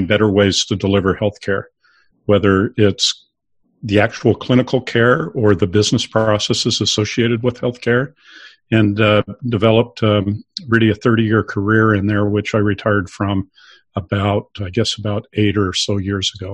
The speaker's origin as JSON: {"language": "English", "town": "Salt Lake City", "region": "Utah", "country": "United States", "tie": "born or raised there", "said": "I grew up in Salt Lake City"}